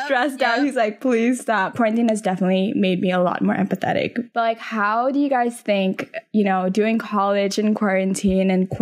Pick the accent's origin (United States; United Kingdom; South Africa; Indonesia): Indonesia; moved away; I'm from Indonesia